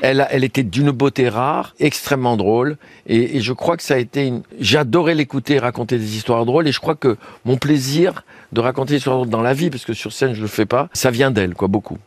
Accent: Tunisia; also born or lived in France; chez nous, en Tunisie

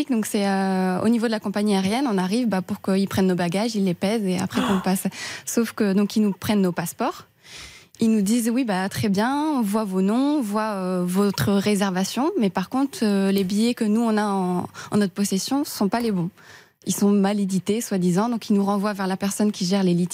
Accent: Rouen, Normandy, France; now in Paris, France; alors, je viens de Rouen, mais j'habite sur Paris.

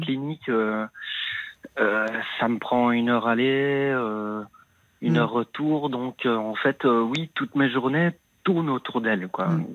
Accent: Liège, Wallonia, Belgium; now in Brussels, Belgium; je suis né à Liège. Euh, j'habite euh, donc son appartement pour le moment à Bruxelles

